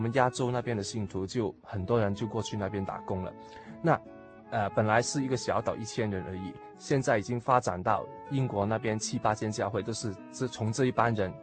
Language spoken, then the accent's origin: Chinese; Hong Kong; Chinese is a second language; also born or lived in Mainland China; 因为我是从大陆过来的，四岁就从大陆来到香港